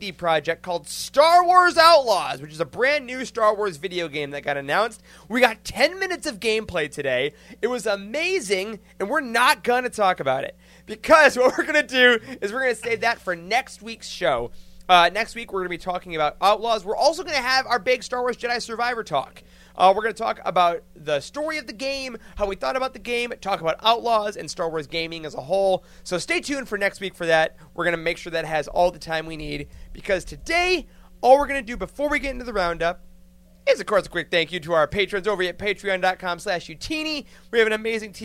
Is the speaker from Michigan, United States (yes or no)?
yes; Michigan, United States; I'm from Michigan